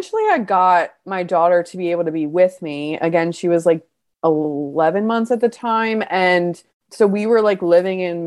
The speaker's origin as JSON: {"language": "English", "town": "Baltimore", "region": "Maryland", "country": "United States", "said": "I'm from Baltimore"}